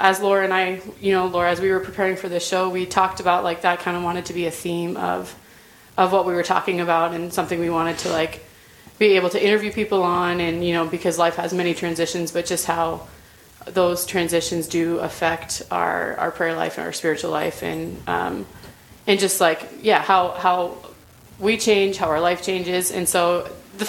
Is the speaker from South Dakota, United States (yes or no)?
yes; Rapid City, South Dakota, United States; I'm from Rapid City, South Dakota, originally